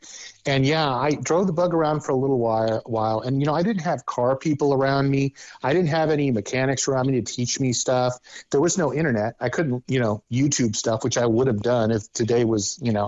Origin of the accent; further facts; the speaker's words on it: Southern California, United States; also born or lived in Phoenix / Corona; I grew up in Southern California